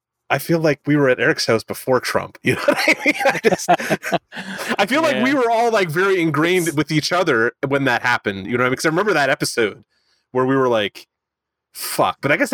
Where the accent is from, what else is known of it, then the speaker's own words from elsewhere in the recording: St. Catharines, Ontario, Canada; I'm from St. Catharines